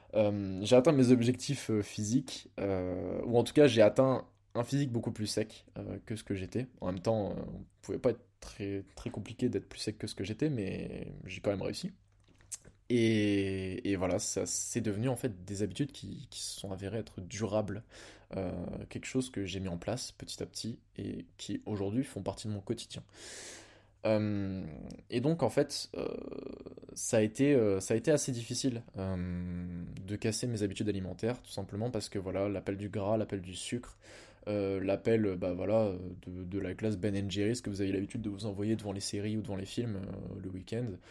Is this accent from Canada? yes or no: no; Blois, Centre-Val de Loire, France; also born or lived in Lille; je rentre chez moi à Blois